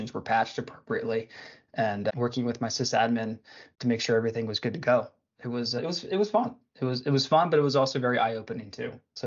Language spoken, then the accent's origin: English; Philadelphia, Pennsylvania, United States; I grew up in the Philadelphia area